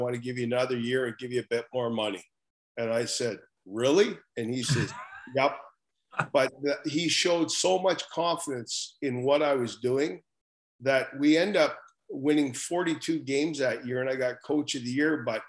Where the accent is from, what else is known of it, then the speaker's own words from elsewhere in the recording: Prince George, British Columbia, Canada; Prince George is my hometown. All my family was still up in Prince George. My wife's from Prince George.